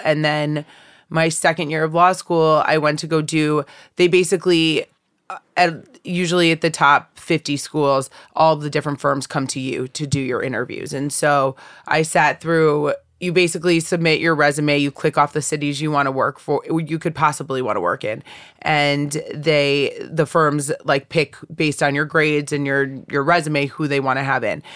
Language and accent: English; Bethany, Connecticut, United States; moved away; I grew up in Bethany, Connecticut.